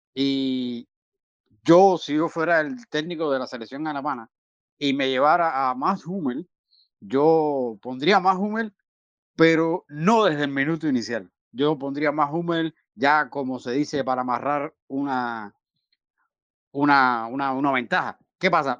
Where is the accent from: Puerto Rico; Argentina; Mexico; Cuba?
Cuba; como todo cubano